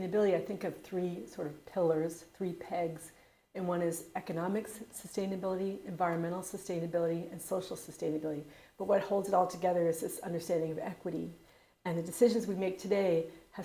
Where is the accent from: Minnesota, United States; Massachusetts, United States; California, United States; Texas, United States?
Massachusetts, United States; moved away as an adult; also born or lived in Chicago; now in Tempe, United States; Originally, I'm from Massachusetts and went to school at the University of Chicago, but I've been living here for 34 years now